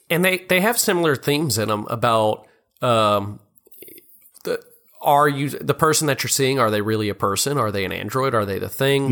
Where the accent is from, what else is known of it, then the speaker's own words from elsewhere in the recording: Louisiana, United States; also born or lived in Oklahoma; from Louisiana